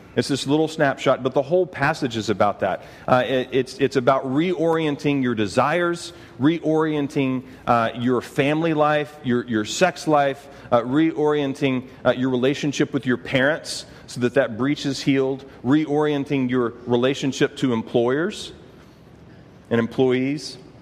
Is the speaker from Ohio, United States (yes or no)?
no; Texas, United States; I'm from Texas